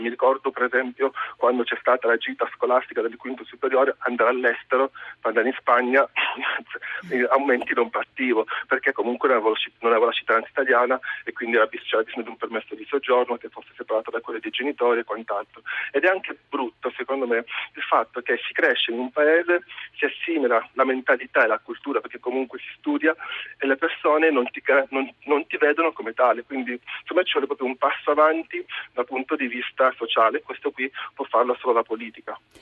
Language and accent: Italian; Catania, Sicily, Italy; io sono nato a Catania nel 1982